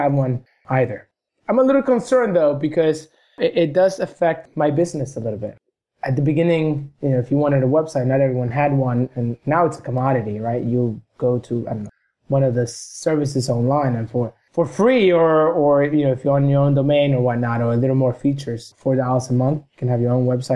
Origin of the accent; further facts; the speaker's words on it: Argentina; moved away; I was a little kid in Argentina. I'm from Argentina